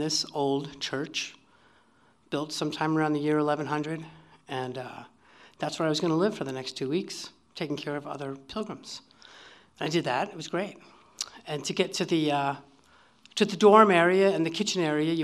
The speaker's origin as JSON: {"language": "English", "town": "Durango", "region": "Colorado", "country": "United States", "said": "I was from Durango."}